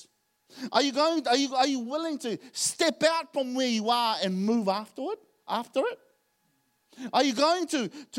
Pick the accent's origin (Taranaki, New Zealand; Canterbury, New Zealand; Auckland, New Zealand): Auckland, New Zealand; moved away as an adult; also born or lived in Tonga; I didn't grow up in Tonga. I grew up in Auckland.